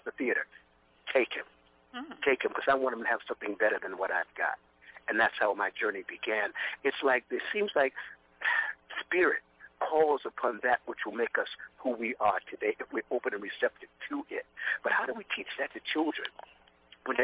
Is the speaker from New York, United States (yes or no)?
yes; New York City, New York, United States; I was a kid from Brooklyn. I'm a kid from Brooklyn.